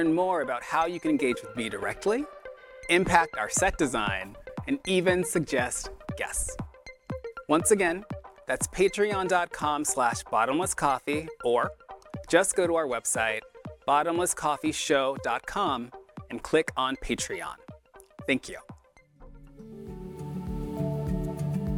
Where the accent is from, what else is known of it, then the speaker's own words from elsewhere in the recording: Atlanta, Georgia, United States; I grew up in Georgia.